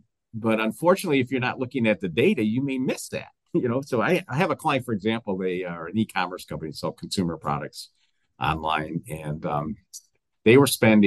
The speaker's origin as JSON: {"language": "English", "town": "Detroit", "region": "Michigan", "country": "United States", "said": "I'm from Detroit"}